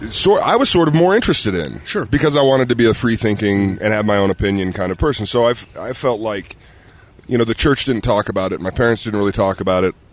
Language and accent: English; Ogden, Utah, United States; I grew up in Ogden.